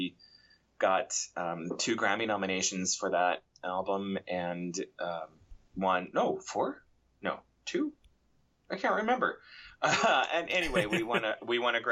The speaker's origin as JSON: {"language": "English", "town": "Portland", "region": "Oregon", "country": "United States", "tie": "born or raised there", "said": "I was born in Portland, Oregon, and the music scene in Portland, Oregon dictated lots and lots of involvement"}